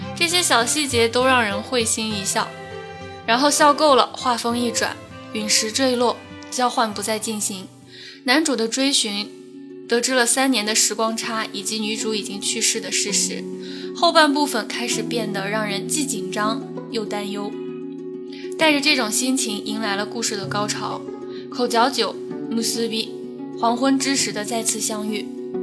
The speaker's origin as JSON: {"language": "Chinese", "area": "the Northwest", "region": "Northwest China", "country": "China", "tie": "born or raised there", "moved": "yes", "lives_now": "Chengdu, China", "said": "从小在干燥的大西北城乡结合部长大的五岁半小朋友"}